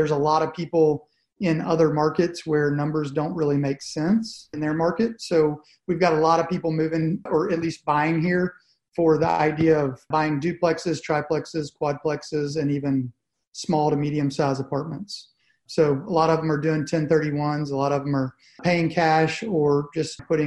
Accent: Louisiana, United States; moved away as an adult; now in Nashville, United States; originally from Nashville. I grew up in Louisiana, went to LSU, and then came back in 2004

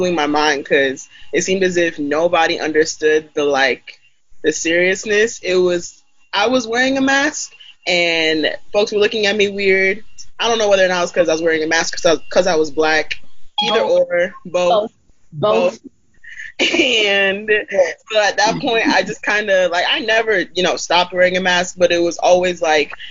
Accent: Idaho, United States; growing up in Idaho as a young black immigrant

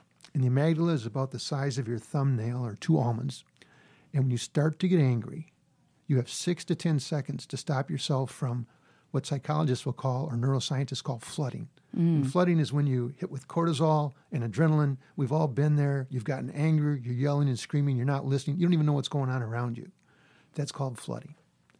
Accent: Midwest, United States; I'm Midwesterner.

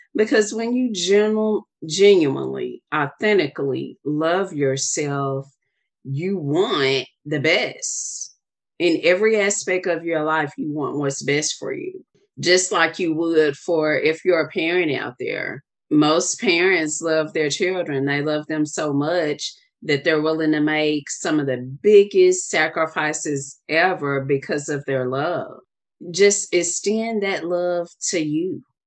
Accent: the South, United States; I'm from the South

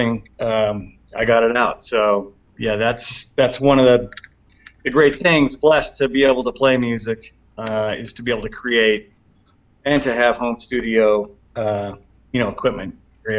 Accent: Portland, Oregon, United States; now in Bend, United States; my hometown, Portland

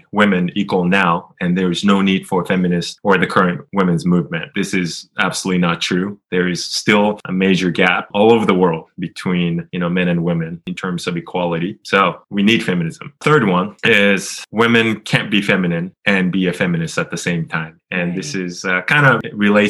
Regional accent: Japan; I changed my name in Japan, which is my home country

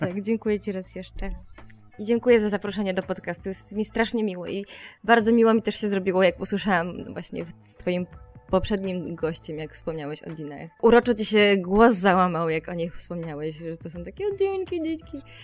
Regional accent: Podkarpacie, Subcarpathian Voivodeship, Poland; now in Warsaw, Poland; Pochodzę ze bardzo małej miejscowości na Podkarpaciu, gdzie nie miałam e, dostępu do kina, do muzeów i do festiwali jakichkolwiek

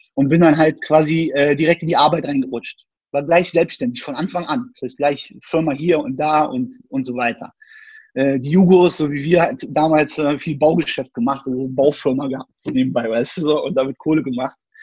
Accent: Berlin, Germany; ich bin in Berlin geboren, bin eigentlich Berliner quasi, Ur Urgestein

